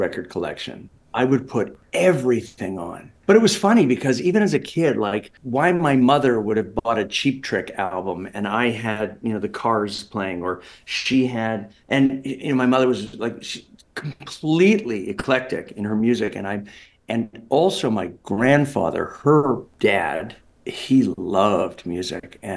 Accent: Toronto, Ontario, Canada; moved away as an adult; also born or lived in Los Angeles / New York City; I was born in Toronto. And as I mentioned, lived here till at 23, I moved out to Los Angeles, California.

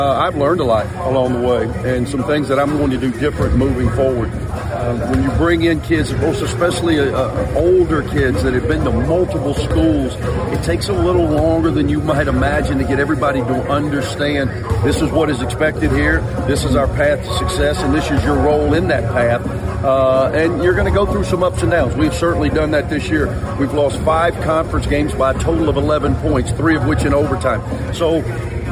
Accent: Mississippi, United States; moved away; I grew up in Mississippi, so coaching the flagship university in your home state for 12 years, pretty ideal.

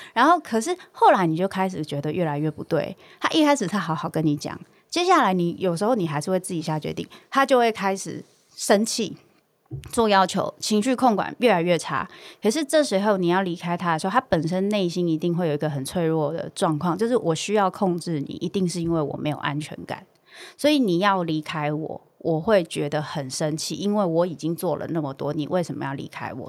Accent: Taiwan; 我们在台湾这样的文化长大

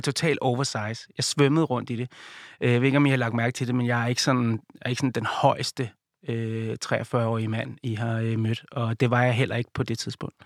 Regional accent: Viby Sjælland, Zealand, Denmark; byen, der hvor jeg kommer fra, Viby Sjælland

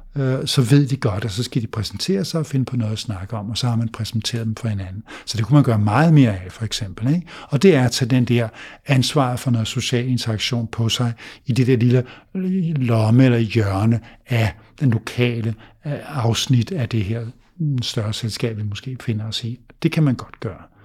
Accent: Denmark; vi danskere

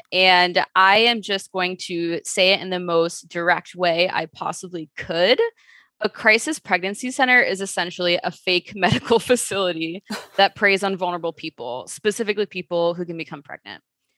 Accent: Chicago, Illinois, United States; And it all started when I was a teenager growing up in Chicago, where just in the city life, you see a lot of things that don't really sit well with you.

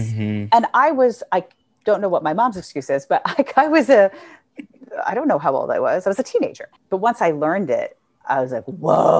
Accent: New York City, New York, United States; I grew up in New York City.

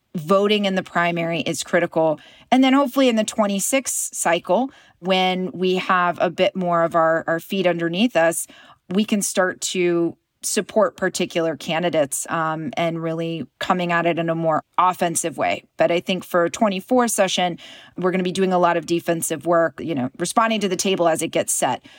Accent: Knoxville, Tennessee, United States; I was raised in a pretty conservative environment. I'm from East Tennessee. I'm from Knoxville.

